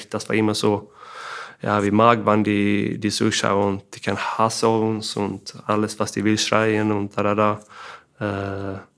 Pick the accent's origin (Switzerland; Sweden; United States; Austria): Sweden; Kristianstad, Skåne; German is a second language; er ist auch aus Christianstar, meiner Heimat da.